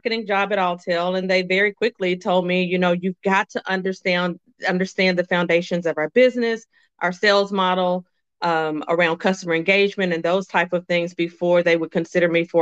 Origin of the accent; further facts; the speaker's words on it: Little Rock, Arkansas, United States; moved away; also born or lived in North Carolina / South Carolina; I was born and raised in Little Rock, Arkansas